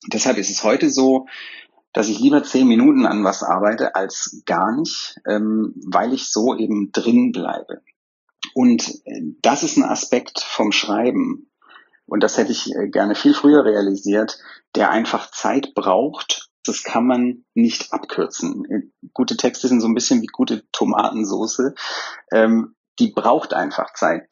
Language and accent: German; Swabia, Germany; wie man bei mir in, im Schwabenland sagt, wo ich herkomme